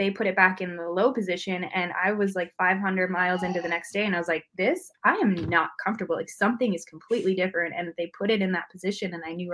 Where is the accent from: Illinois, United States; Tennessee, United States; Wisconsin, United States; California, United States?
Wisconsin, United States; accent: Midwest; I'm from Wisconsin